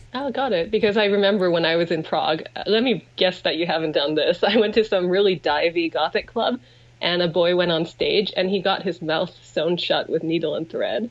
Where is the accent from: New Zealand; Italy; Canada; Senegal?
Canada; Vancouver, British Columbia; I grew up in Vancouver. My family's here